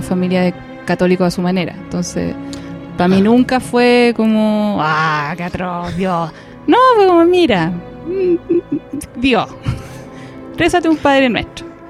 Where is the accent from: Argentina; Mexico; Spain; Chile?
Chile; soy chilena